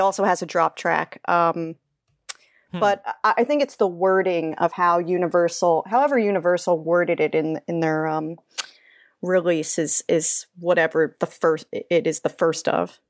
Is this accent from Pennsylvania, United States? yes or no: no; New Jersey, United States; I'm from Jersey, uh, which is near Six Flags Great